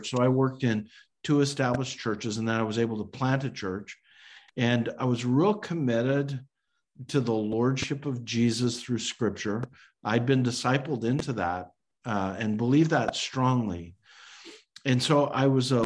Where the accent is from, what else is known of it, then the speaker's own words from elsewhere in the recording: Calgary, Alberta, Canada; a student at the University of Calgary in my hometown of Calgary, Alberta, Canada